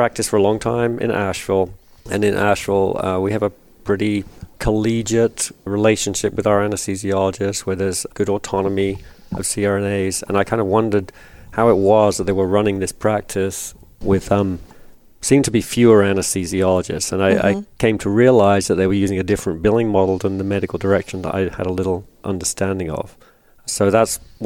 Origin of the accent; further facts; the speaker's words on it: England, United Kingdom; moved away as an adult; also born or lived in North Carolina; now in United States; I'm from England, as you intimated, but been in the States for a long time, since the 80s